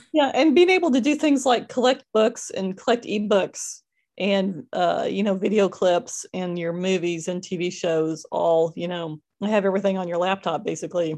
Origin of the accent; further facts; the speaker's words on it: Fort Worth, Texas, United States; I grew up in Fort Worth